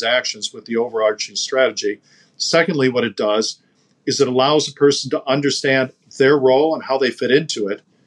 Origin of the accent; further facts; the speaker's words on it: United States; especially as an American